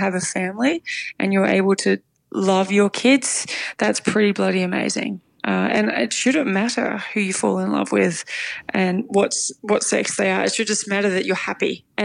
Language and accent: English; Melbourne, Victoria, Australia; we grew up in Broadmeadows. Mum's still in the same house, two-bedroom house.